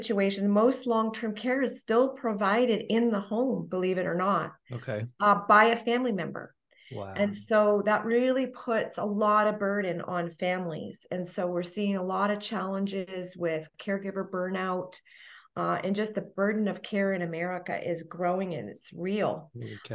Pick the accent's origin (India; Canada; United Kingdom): Canada; Toronto, Ontario; moved away as an adult; now in Franklin, United States; I'm from the Toronto area, Toronto, Ontario.